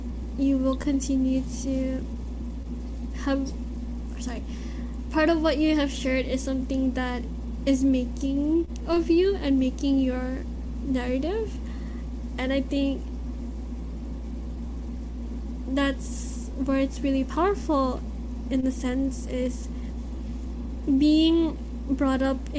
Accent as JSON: {"language": "English", "country": "Philippines", "said": "And being Filipino and having to be also mixed is one thing that we sometimes take for granted"}